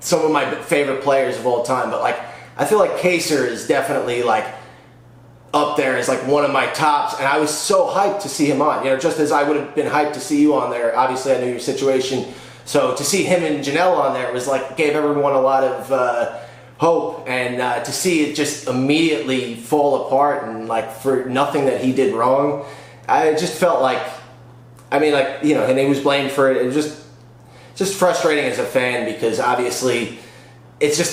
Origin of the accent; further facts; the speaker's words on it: Long Island, New York, United States; I'm from Long Island